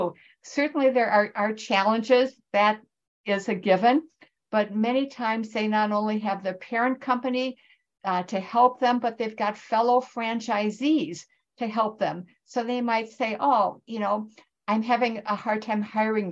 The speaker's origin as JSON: {"language": "English", "region": "Wisconsin", "country": "United States", "moved": "yes", "lives_now": "California, United States", "said": "I am originally from Wisconsin, so the people in the Midwest are near and dear to my heart"}